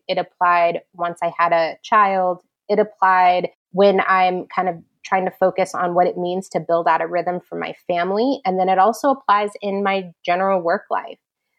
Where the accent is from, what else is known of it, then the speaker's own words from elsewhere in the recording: New York, United States; My position has been in, you know, as a New Yorker, I've been working with entrepreneurs.